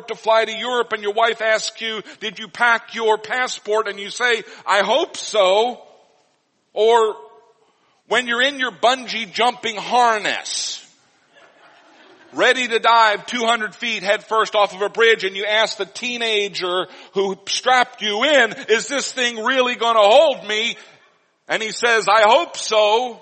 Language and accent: English; Missouri, United States; when I was growing up in Missouri